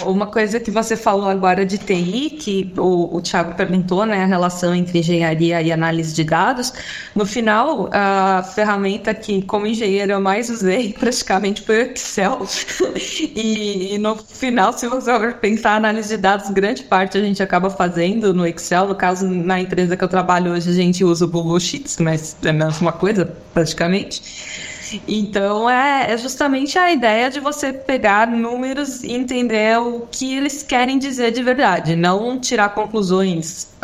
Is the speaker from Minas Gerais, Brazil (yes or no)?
no; São Paulo, Brazil; now in Florianópolis, Brazil; hoje em dia eu moro em Florianópolis, apesar de que eu sou de São Paulo